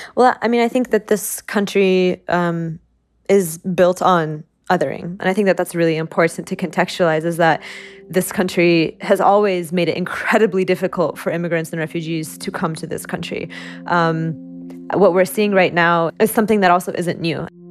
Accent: Oklahoma, United States; Growing up in Oklahoma

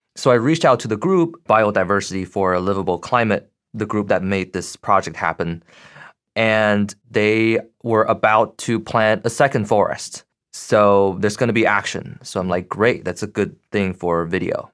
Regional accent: Beijing, China; moved away as an adult; also born or lived in United States; now in Boston, United States; So, I grew up in Beijing, Uh, at the age of eighteen, I came to the U S for college and grad school

